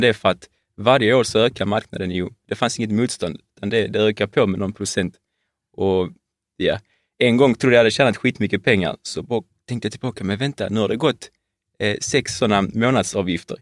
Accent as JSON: {"language": "Swedish", "town": "Malmö", "region": "Skåne", "country": "Sweden", "tie": "born or raised there", "said": "född och uppvuxen"}